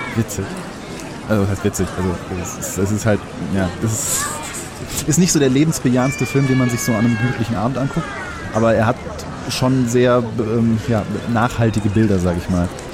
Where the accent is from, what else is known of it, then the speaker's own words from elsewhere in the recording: North Rhine-Westphalia, Germany; ich komme ja aus dem Rheinland und äh, unweit von mir ist das Neandertal